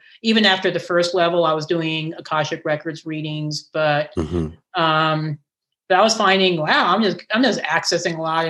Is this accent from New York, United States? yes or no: no; Castle Rock, Colorado, United States; right here in my hometown of Castle Rock, Colorado. I live in Castle Rock, which is just south of Denver